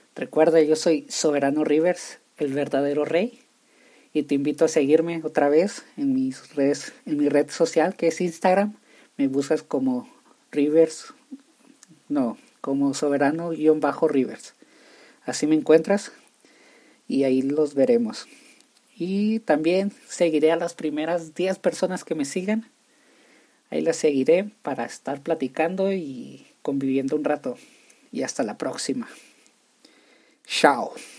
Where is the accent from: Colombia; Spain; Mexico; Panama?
Mexico; Nuevo Casas Grandes, Chihuahua; Yo nací en Nuevo Casas Grandes, Chihuahua, soy de Chihuahua, puedo decir mochila, chorizo, salchicha, chicharrón, y se va a escuchar raro si gente de otras partes escuchan esto.